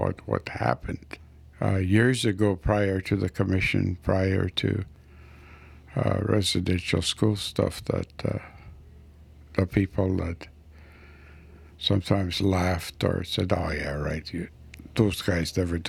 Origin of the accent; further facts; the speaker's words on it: west coast of Vancouver Island, British Columbia, Canada; moved away; on the west coast of Vancouver Island. Spent most of my life away after res for work, and I left home, I think I left up in 1966 and lived away since